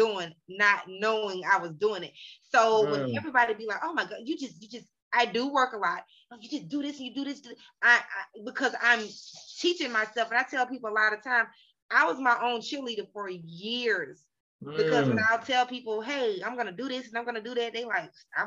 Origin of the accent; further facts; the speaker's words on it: Atlanta, Georgia, United States; I'm from Atlanta.